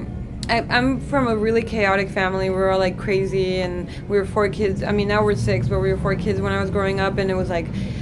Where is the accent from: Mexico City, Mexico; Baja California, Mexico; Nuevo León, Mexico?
Baja California, Mexico; Tijuana; English is a second language; also born or lived in Long Beach; I was born in Long Beach, but I was raised in Tijuana.